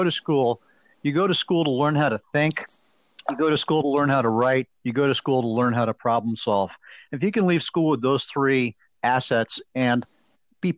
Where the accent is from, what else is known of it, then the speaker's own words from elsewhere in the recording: Boston, Massachusetts, United States; moved away as an adult; also born or lived in Cooperstown; growing up in Boston and being at Fenway Park